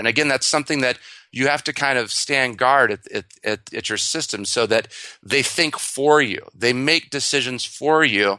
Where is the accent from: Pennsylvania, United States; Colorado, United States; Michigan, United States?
Michigan, United States; I'm from Michigan originally, so I have a lot of car analogies.